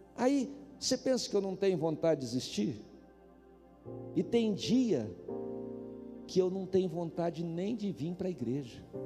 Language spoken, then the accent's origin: Portuguese; Paraná, Brazil; also born or lived in Campo Mourão, Paraná; now in Brasília, Brazil; vocês sabem que eu sou do Paraná. Campo Mourão eu morei lá